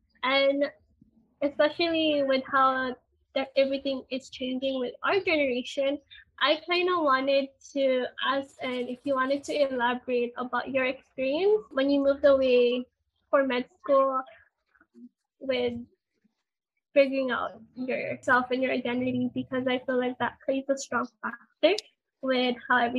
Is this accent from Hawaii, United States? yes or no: yes; Hawaii, United States; Living in Hawaii, growing up in Hawaii, we are surrounded by so much of our Filipino community